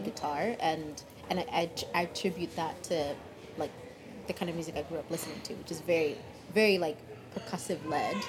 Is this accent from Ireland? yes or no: no; Kenya; now in Seattle, United States; growing up in Kenya